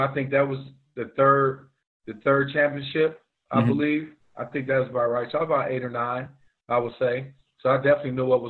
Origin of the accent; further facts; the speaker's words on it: Chicago, Illinois, United States; Was born in Chicago. Mother and father were addicts when I was growing up.